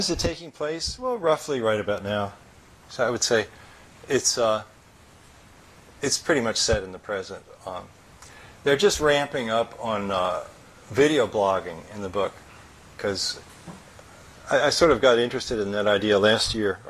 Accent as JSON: {"language": "English", "town": "San Jose", "region": "California", "country": "United States", "tie": "born or raised there", "said": "in San Jose, my hometown"}